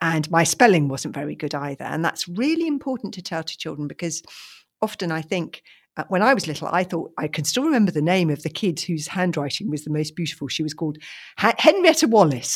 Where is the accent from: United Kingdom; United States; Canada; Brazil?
United Kingdom; London; When I was little, I grew up in London in a house without a garden